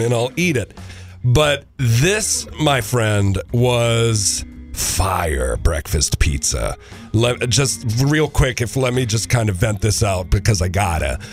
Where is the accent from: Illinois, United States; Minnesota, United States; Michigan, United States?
Minnesota, United States; Minneapolis; I'm from Minneapolis.